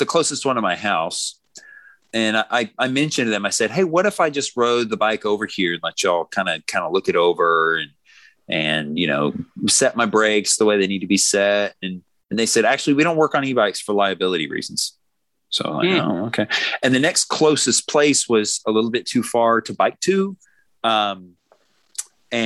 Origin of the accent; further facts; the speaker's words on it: Tennessee, United States; We're from Tennessee